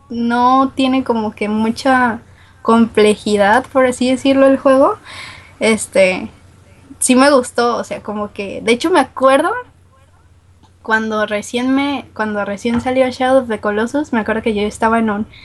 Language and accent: Spanish; Guadalajara, Jalisco, Mexico; Sí me han dicho que tengo acento norteño, pero no, soy de Guadalajara.